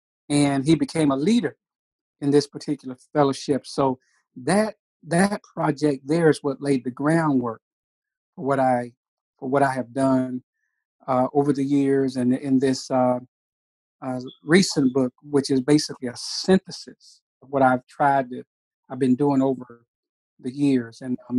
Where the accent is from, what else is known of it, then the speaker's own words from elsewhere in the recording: Jacksonville, Texas, United States; I was born and reared in Jacksonville, Texas. That's in East Texas, some, let's say, 100 miles, 110, 20 miles east of Dallas.